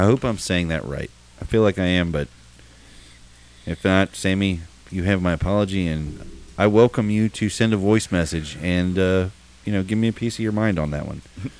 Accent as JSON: {"language": "English", "town": "Cincinnati", "region": "Ohio", "country": "United States", "said": "I'm from Cincinnati. I'm 30, and most of this stuff that had happened, it was when I was from the ages of 8 until I was 18 and moved out."}